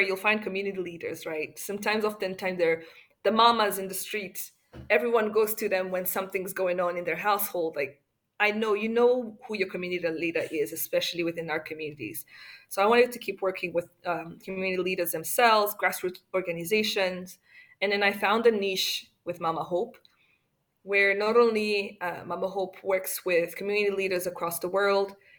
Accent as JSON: {"language": "English", "country": "Rwanda", "said": "as a Rwandan"}